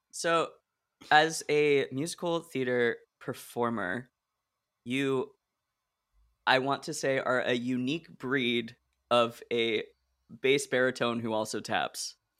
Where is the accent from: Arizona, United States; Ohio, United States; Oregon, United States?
Oregon, United States; moved away as an adult; also born or lived in Illinois; I grew up in Oregon, which is just one huge block of space, and then I went to school in Illinois